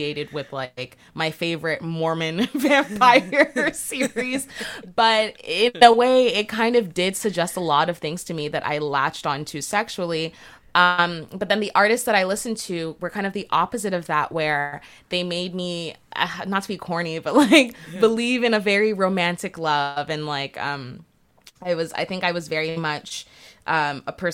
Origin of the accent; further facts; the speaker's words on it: Brampton, Ontario, Canada; growing up in Brampton, there wasn't really a lot to do in that suburb